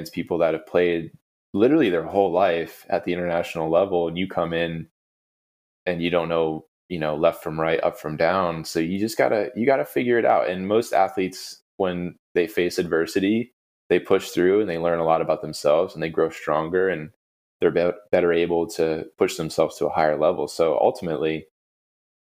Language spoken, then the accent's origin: English; United States; as an American